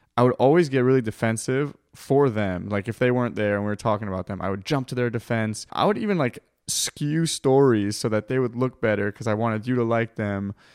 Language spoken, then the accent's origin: English; California, United States; I'm from California